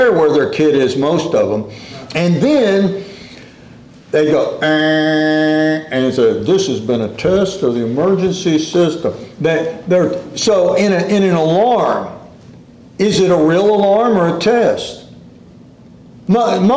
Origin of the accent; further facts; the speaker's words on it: Corpus Christi, Texas, United States; we grew up in Corpus Christi